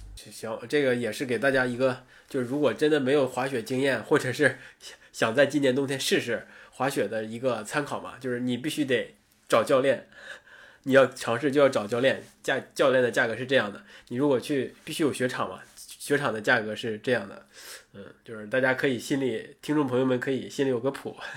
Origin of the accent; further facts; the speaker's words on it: Northeast China, China; 我作为一个东北人